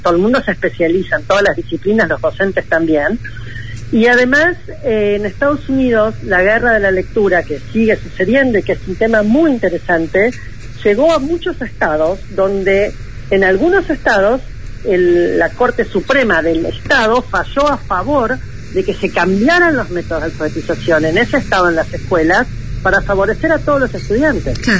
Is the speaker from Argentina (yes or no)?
yes; Argentina; con los niveles de pobreza y de pobreza educativa que tenemos como nosotros Argentina